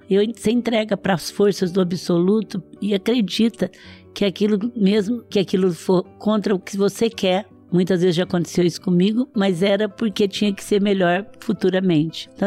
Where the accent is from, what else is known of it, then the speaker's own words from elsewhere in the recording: Franca, São Paulo, Brazil; Eu sou de Franca, o Magazine Luiza nasceu em Franca.